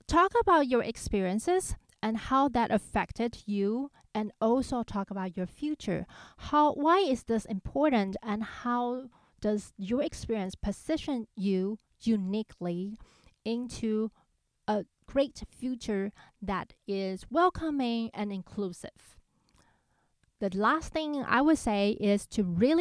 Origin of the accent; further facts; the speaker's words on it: Taiwan; moved away; growing up in Taiwan and I had most of my musical education there